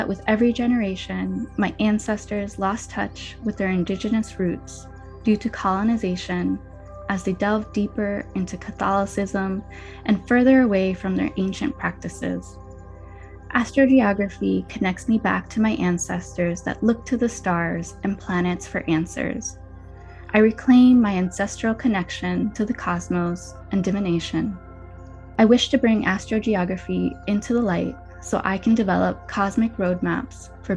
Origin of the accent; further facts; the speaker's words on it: New Jersey, United States; I appreciated my multicultural upbringing and the way the Spanish language opened my world beyond New Jersey